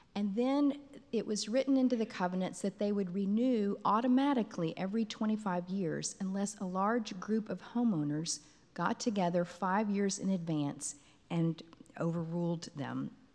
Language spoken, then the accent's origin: English; Texas, United States; now in Kansas City, United States; I grew up in Texas